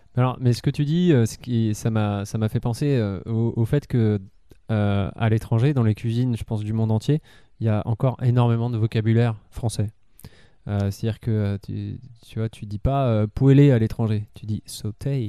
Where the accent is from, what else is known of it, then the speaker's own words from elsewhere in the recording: France; en tant que français